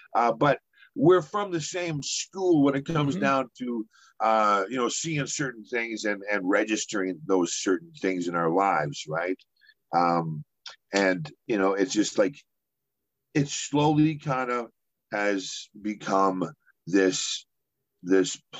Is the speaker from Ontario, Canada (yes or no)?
no; Edmonton, Alberta, Canada; now in Vancouver, Canada; my hometown of Edmonton, Alberta